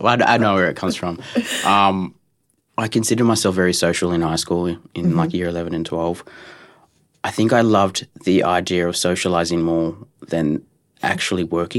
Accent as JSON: {"language": "English", "town": "Culburra Beach", "region": "New South Wales", "country": "Australia", "tie": "born or raised there", "also_born_or_lived": "Dubbo", "said": "Yeah, I was born in Dubbo, and then my mum met a guy, and then moved to Culburra Beach, which is a beautiful coastal town."}